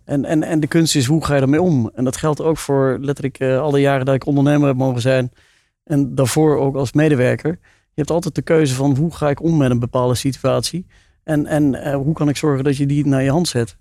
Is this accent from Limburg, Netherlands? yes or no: yes; South Limburg, Netherlands; ik ben geboren en getogen in Zuid-Limburg